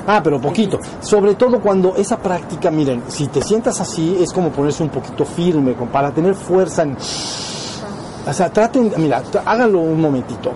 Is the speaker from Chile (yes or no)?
no; Mexico; somos mexicanos